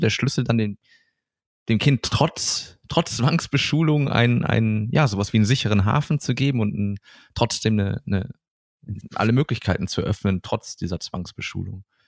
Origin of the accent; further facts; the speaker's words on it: Germany; hier bei uns in Deutschland